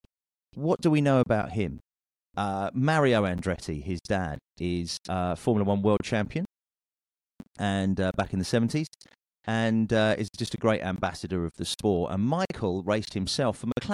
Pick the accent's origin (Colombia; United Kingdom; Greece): United Kingdom; I'm a Brit.